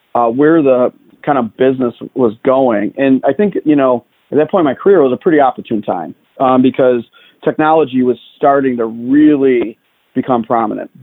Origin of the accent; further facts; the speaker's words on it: Chicago, Illinois, United States; I grew up in the uh, south side of Chicago